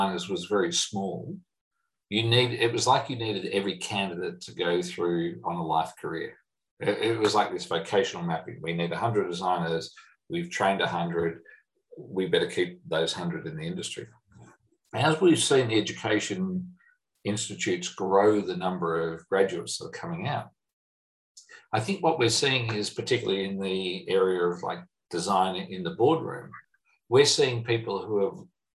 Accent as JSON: {"language": "English", "country": "Australia", "said": "I'm an Australian"}